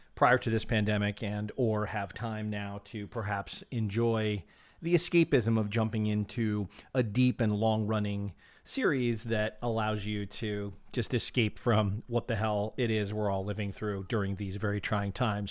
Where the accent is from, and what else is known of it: United States